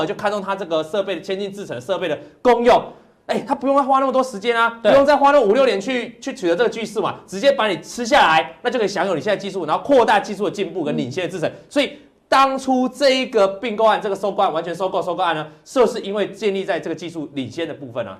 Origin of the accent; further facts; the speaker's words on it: Taiwan; 我们生于台湾这个地点